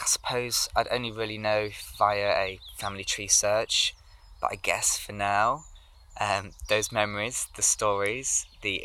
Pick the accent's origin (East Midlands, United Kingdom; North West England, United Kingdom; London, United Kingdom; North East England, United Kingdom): East Midlands, United Kingdom; Lincolnshire; I grew up in Lincolnshire and most of my family lived in the county too